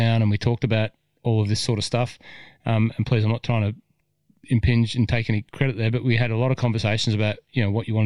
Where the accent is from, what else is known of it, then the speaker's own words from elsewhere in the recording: Cessnock, New South Wales, Australia; I was from Cessnock